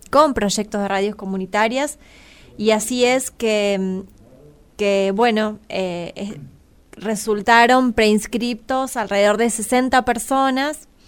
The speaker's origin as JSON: {"language": "Spanish", "town": "Crespo", "region": "Entre Ríos", "country": "Argentina", "said": "Soy de Crespo"}